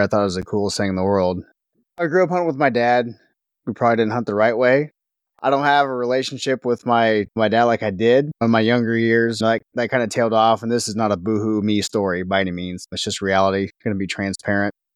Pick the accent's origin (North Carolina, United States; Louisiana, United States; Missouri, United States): Missouri, United States; Northwest; I grew up in Northwest Missouri